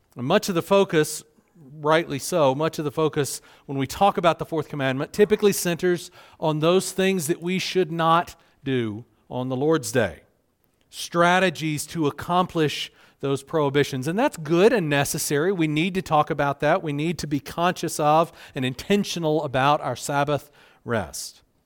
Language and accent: English; South Carolina, United States; moved away; I grew up in South Carolina. You can probably hear it in my voice